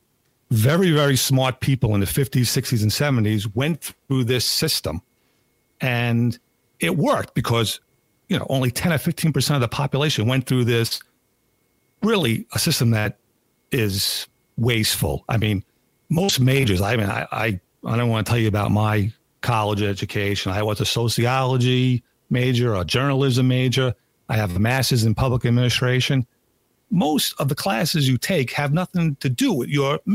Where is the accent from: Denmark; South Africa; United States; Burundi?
United States; Long Island, New York; I grew up on Long Island. The town I grew up